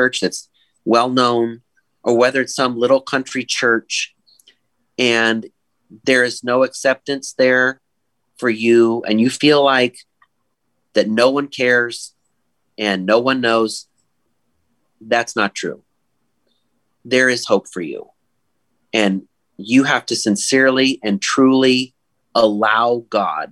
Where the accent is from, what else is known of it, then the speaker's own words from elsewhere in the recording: Silicon Valley, California, United States; now in Western New York, United States; I grew up in the Silicon Valley in California, at North Valley Baptist Church